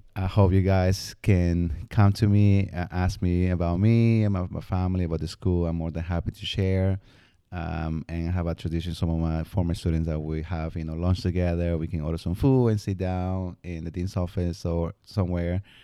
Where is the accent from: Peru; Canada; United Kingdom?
Peru; moved away; growing up in Peru